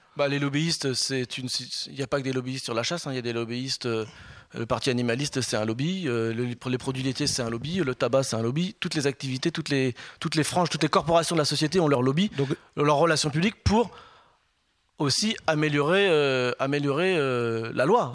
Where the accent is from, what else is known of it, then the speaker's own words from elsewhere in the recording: Compiègne, Hauts-de-France, France; je suis né à Compiègne, je vis ce territoire depuis toujours